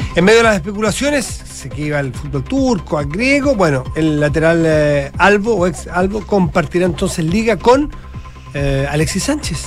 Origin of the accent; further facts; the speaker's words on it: Chile; como cualquier chileno que me toca ir a Buenos Aires